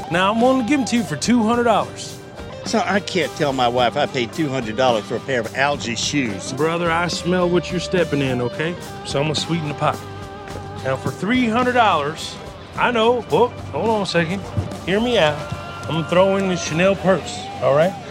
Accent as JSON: {"language": "English", "region": "Texas", "country": "United States", "said": "But um, yeah, I definitely identify as a Texan Palestinian."}